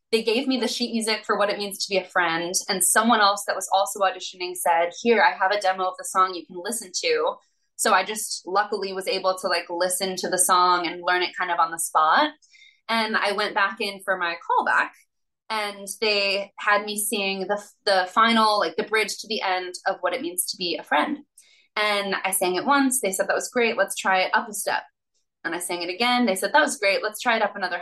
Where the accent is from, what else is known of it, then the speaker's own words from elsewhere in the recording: San Diego, California, United States; I'm from San Diego, and I had done a lot of regional theater growing up